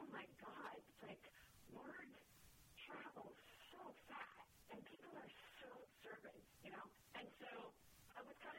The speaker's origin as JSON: {"language": "English", "region": "New York", "country": "United States", "said": "And I, being a New Yorker, I think, you know, we hustle, you know, and we follow up"}